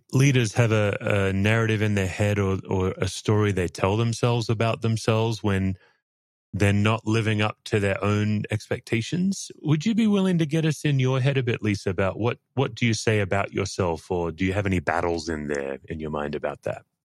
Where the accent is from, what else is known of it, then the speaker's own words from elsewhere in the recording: Australia; obviously I'm an Australian